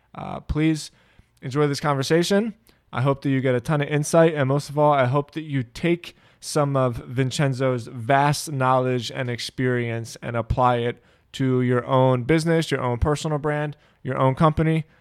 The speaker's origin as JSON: {"language": "English", "town": "Philadelphia", "region": "Pennsylvania", "country": "United States", "tie": "born or raised there", "first_language": "English", "said": "we grew up in Philly"}